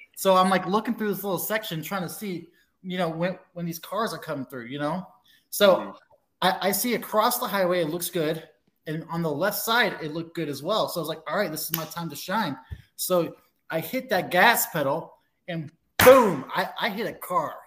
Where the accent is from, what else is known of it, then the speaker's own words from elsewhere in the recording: Alaska, United States; I'm originally from Alaska